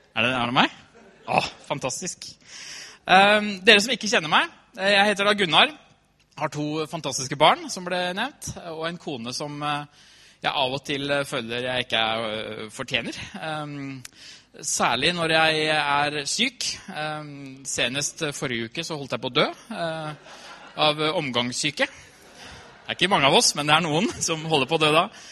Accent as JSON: {"language": "Norwegian", "town": "Trysil", "region": "Innlandet", "country": "Norway", "tie": "born or raised there", "said": "Jeg har vokst opp i Trysil, kommer fra Trysil"}